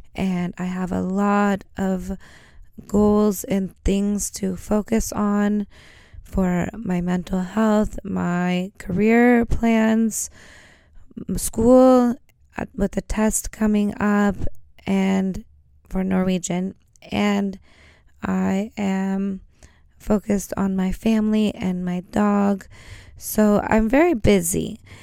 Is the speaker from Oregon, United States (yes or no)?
yes; Oregon, United States; moved away as an adult; now in Norway; I come from Oregon, and where I come from, we tend to snowboard. And if you grew up where I grew up